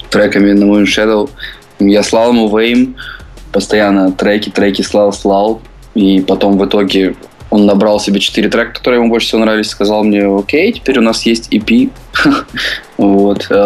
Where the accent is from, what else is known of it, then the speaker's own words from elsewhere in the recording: Dnipro, Dnipropetrovsk Oblast, Ukraine; born there; now in Kyiv, Ukraine; Родился я в Днепропетровске, в Украине. А, сейчас я проживаю в Киеве.